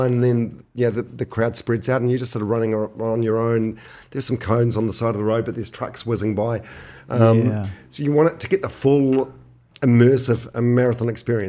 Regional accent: Manawatū-Whanganui, New Zealand; but I'm from Manawatu originally.

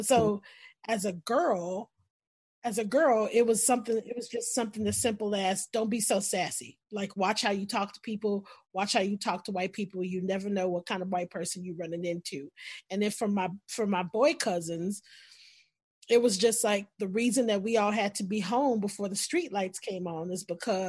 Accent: the South, United States; I grew up in the South. And so the conversations about race started early for me.

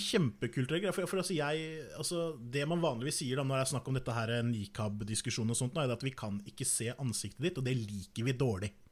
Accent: Norway; som nordmann

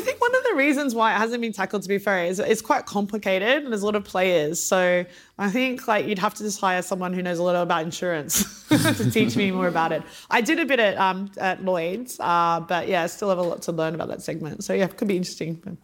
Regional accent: Australia; moved away as an adult; also born or lived in Luxembourg; growing up in Australia

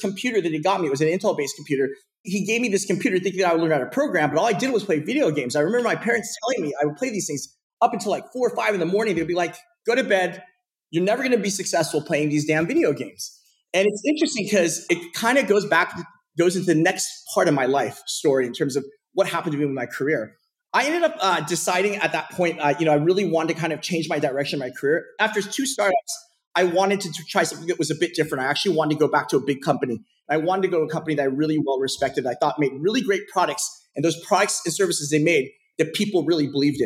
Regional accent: Portland, Oregon, United States; I grew up in Portland, Oregon. So I was born and raised in Portland, and I'm Korean by ethnicity

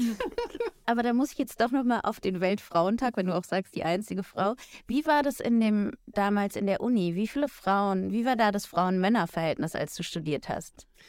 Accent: Munich, Bavaria, Germany; ich bin eigentlich auch geborene Münchnerin

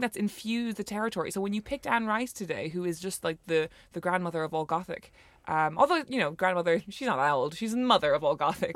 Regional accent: Cork, Munster, Ireland; we're both from Cork City

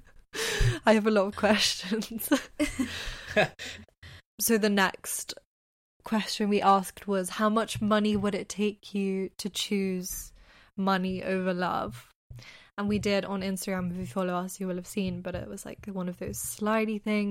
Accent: London, United Kingdom; we're from London

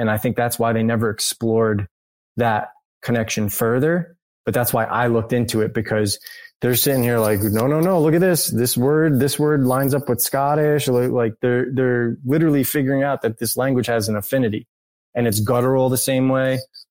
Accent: New England, United States; Because I'm from New England

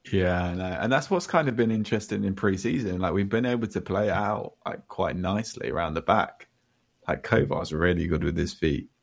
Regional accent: Nottingham, East Midlands, United Kingdom; I'm from Nottingham

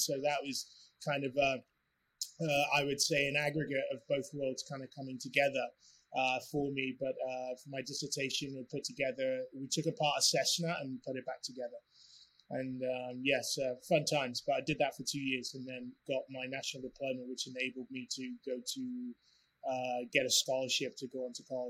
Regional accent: England, United Kingdom; So growing up in England, obviously went to school, and between the ages 16 and 18, I played for the academy of a professional club.

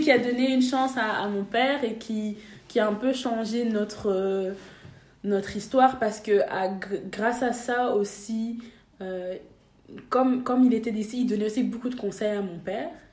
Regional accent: Brussels, Brussels-Capital Region, Belgium; also born or lived in Saint-Josse-ten-Noode / Asse, Flanders; J'ai grandi à Bruxelles

